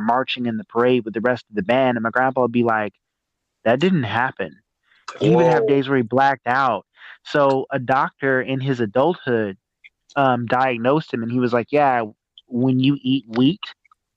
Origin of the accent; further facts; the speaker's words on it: Arkansas, United States; moved away; also born or lived in California; I grew up in Arkansas. I grew up in a small town like in Arkansas